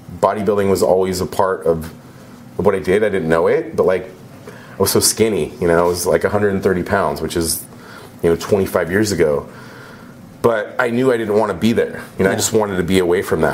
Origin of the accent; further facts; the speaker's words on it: Joshua Tree, California, United States; I grew up in Joshua Tree, in the Monument, where there was solar power